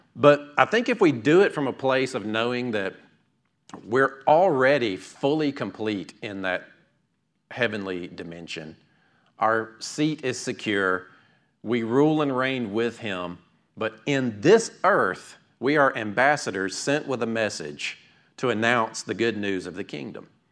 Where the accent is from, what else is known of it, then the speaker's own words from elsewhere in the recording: United States; I grew up right here in Fayette County